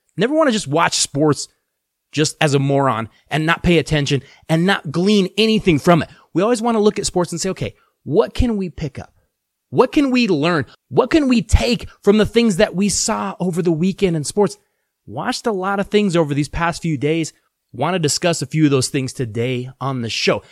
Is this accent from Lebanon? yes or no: no; Colorado, United States; I am from Colorado. I am born, bred, raised in Colorado.